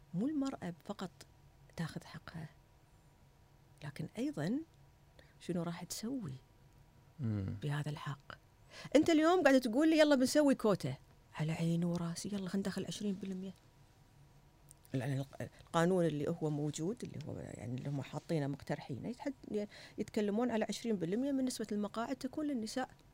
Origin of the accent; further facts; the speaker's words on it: Kuwait; أنا واحدة كويتية